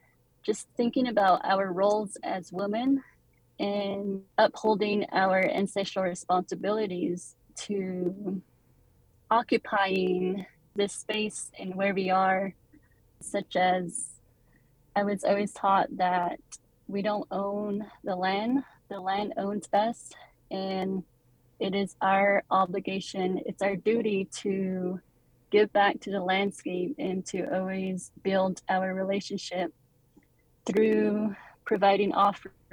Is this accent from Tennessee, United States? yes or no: no; Monument Valley, Utah, United States; I'm born and raised in Monument Valley, Utah